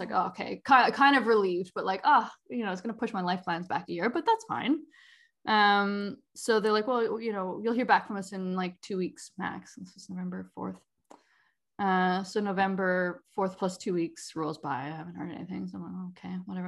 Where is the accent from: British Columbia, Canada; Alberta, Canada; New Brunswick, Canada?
British Columbia, Canada; Langley and Vancouver; also born or lived in Surrey, British Columbia; technically, I was born in Surrey. Um, grew up. Oh. my time between Langley and Vancouver